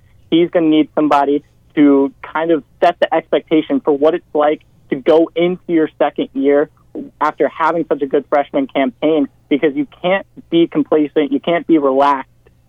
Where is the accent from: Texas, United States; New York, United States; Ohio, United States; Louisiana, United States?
Ohio, United States; Mason; I'm from Mason, Ohio